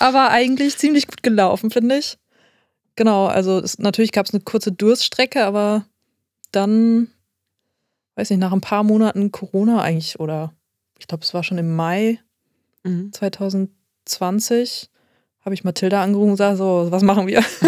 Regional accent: Essen, North Rhine-Westphalia, Germany; also born or lived in Hamburg; now in Oldenburg, Germany; ich bin in Essen geboren

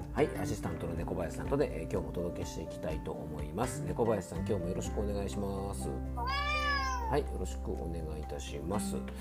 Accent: Fuefuki, Yamanashi, Japan; 僕の地元

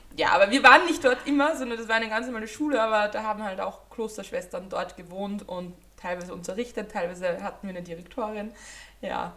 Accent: Austria; als Österreicherin

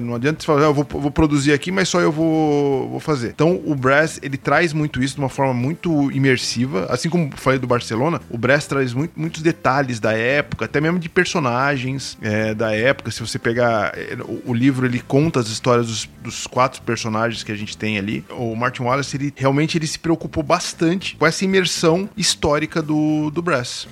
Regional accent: Santo André, São Paulo, Brazil; ABC, Minha Terra

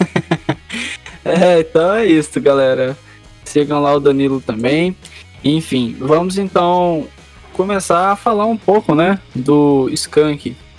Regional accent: Minas Gerais, Brazil; eu que sou lá de Minas, eu lembro exatamente, tipo, eu tinha uns 4, 5 anos

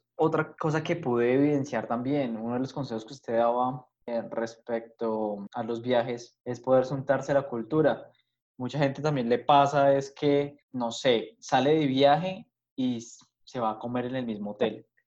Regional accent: Colombia

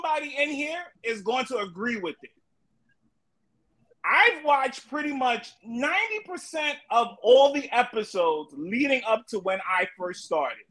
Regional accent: New York, United States; I'm from New York.

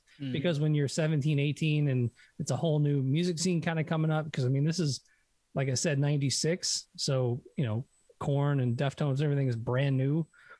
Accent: Hendersonville, Tennessee, United States; I grew up in Hendersonville, which is a suburb of Nashville

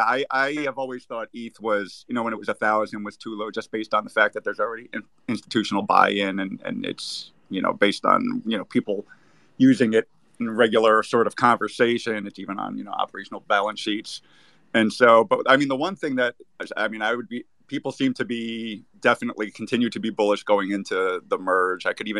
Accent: United States; I'm an American

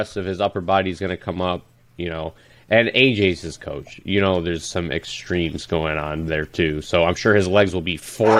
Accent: Iraq; No, I'm not from Iran. I'm from Iraq.

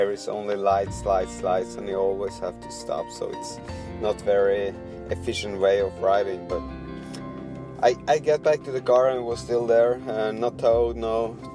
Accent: Poland; I'm from Poland.

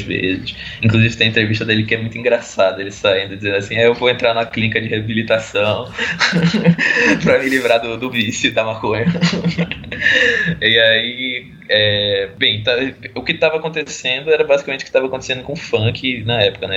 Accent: Recife, Pernambuco, Brazil; Eu sou de Recife

